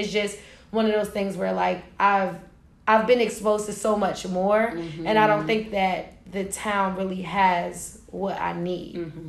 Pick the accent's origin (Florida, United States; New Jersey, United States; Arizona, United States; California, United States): New Jersey, United States; sixth grade, yeah, when I first moved to Jersey. Mm-hmm. And we're 23 now.